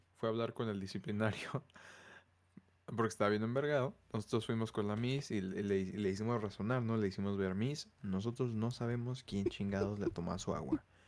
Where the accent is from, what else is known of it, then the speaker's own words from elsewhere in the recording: Mexico; crecimos pues entre cultura mexicana